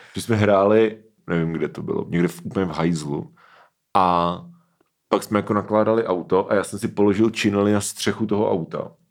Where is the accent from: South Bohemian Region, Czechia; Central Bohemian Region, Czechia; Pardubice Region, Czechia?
Pardubice Region, Czechia; Hřebečsko; u nás na Hřebečsku